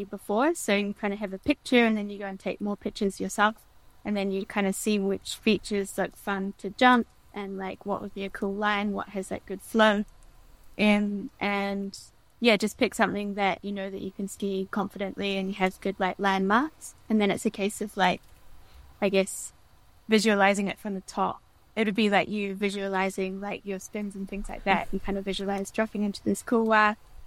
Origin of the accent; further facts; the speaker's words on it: Wanaka, Otago, New Zealand; now in Switzerland; I grew up in Wanaka